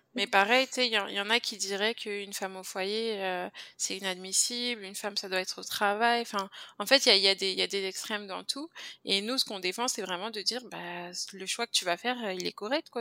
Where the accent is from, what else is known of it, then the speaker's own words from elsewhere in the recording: France; moved away as an adult; also born or lived in Guadeloupe (parents' origin); now in Montreal, Canada; je viens de la France, ça, ça doit s'entendre.